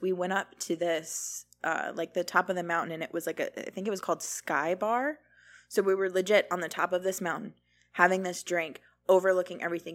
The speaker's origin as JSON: {"language": "English", "region": "Florida", "country": "United States", "tie": "born or raised there", "said": "We're born and raised in Florida"}